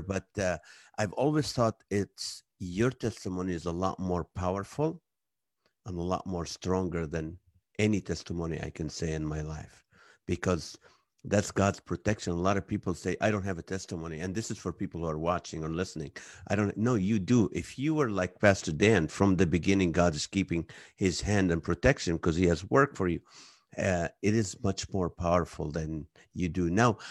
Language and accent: English; Kuwait; also born or lived in Israel; now in United States; I'm from Israel. I grew up in Kuwait